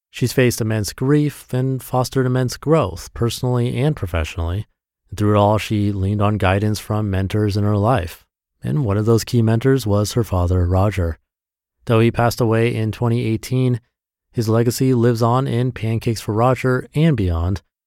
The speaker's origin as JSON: {"language": "English", "region": "Midwest", "country": "United States", "tie": "born or raised there", "said": "a kid growing up in the Midwest"}